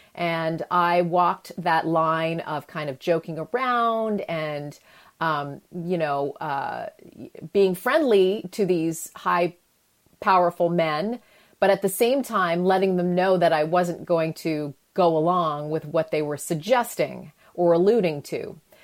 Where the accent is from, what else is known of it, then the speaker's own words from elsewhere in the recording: Canada; moved away; I grew up in Canada.